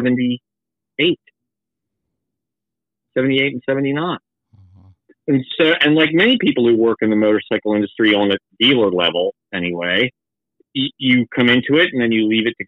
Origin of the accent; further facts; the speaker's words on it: Tupelo, Mississippi, United States; also born or lived in Fredericksburg, Virginia; I was born in Tupelo, Mississippi in 1970